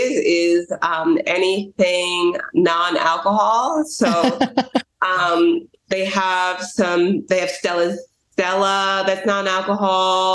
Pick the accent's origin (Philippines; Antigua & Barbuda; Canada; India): Antigua & Barbuda; I was born in Antigua